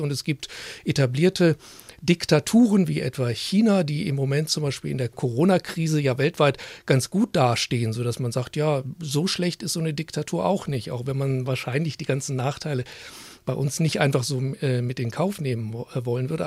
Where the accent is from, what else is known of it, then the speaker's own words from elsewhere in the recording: Germany; bei uns in Deutschland